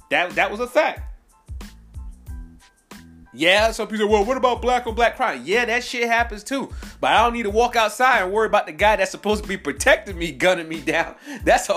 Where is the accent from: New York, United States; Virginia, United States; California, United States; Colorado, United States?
New York, United States; Spring Valley; I was raised in Spring Valley, New York, Ramapo High School, and Pomona Junior High